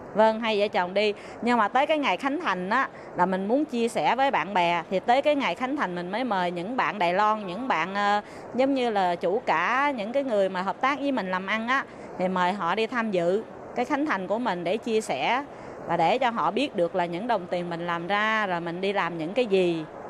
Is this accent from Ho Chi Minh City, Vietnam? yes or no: yes; Ho Chi Minh City, Vietnam; moved away as an adult; now in Taiwan; sinh và lớn lên ở thành phố Hồ Chí Minh quận 5